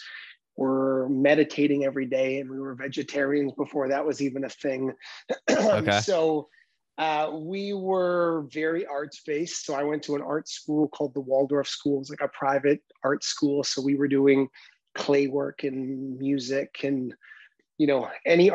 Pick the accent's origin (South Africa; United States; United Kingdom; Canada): Canada; North Vancouver, British Columbia; also born or lived in Port Coquitlam; I grew up in Vancouver, Canada, in an area of Vancouver called North Vancouver.